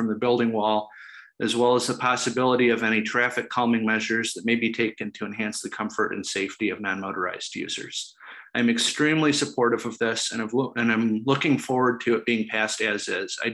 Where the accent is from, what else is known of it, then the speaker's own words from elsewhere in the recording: Ann Arbor, Michigan, United States; I grew up in Ann Arbor near the north end of the corridor